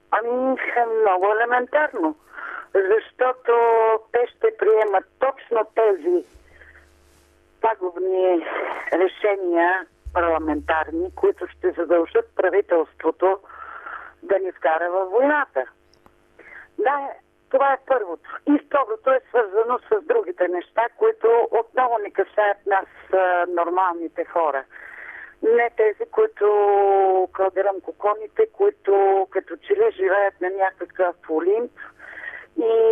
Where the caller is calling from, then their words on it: Pleven, Pleven Province, Bulgaria; от Плевен.